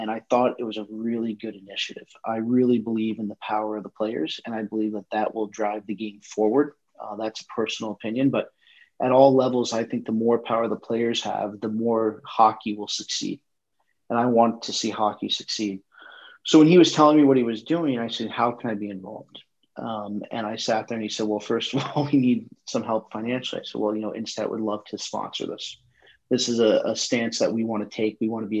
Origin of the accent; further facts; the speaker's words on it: Cleveland, Ohio, United States; I'm also from Cleveland